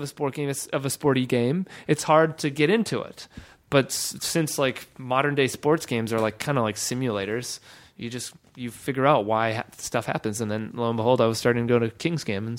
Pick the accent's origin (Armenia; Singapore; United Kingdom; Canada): Canada; Nelson, British Columbia; I grew up in a small town called Nelson in British Columbia, Canada.